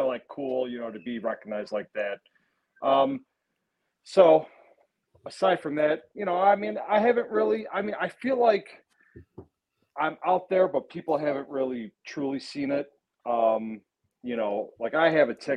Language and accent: English; Lewiston, New York, United States; I grew up in the village of Lewiston. Now I live in the town of Lewiston